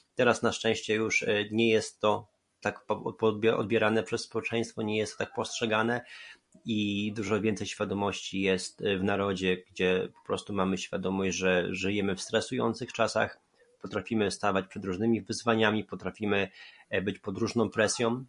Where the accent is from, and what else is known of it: Poland; born or raised there